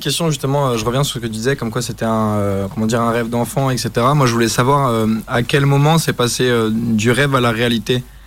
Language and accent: French; Plaintel, Brittany, France; moved away; je suis breton